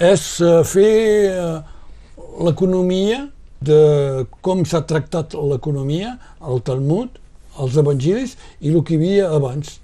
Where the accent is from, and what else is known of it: Roussillon, Occitania, France; also born or lived in Banyuls-sur-Mer